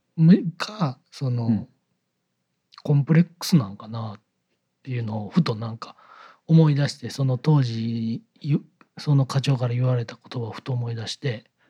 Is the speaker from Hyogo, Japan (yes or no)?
no; Kyoto, Japan; 同じ京都出身の人が、